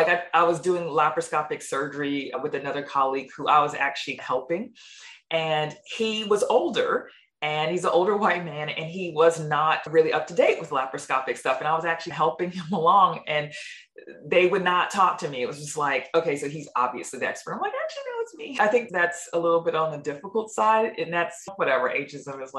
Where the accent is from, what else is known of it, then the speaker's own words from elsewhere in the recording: United States; accent: American; moved away as an adult; also born or lived in New Zealand; now in Melbourne, Australia; that American accent